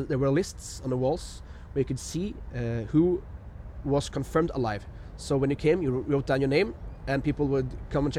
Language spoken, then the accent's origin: English; Levanger, Trøndelag, Norway; my hometown, Levanger